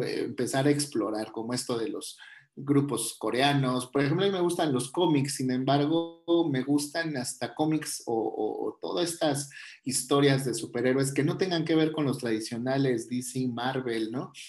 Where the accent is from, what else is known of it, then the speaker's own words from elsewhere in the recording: Mexico; nosotros como mexicanos este, tenemos toda esta cultura